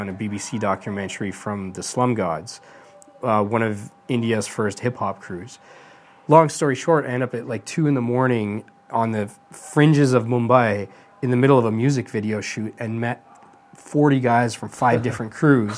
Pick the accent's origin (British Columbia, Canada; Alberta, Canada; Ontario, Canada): Alberta, Canada; Edmonton; I grew up in Western Canada.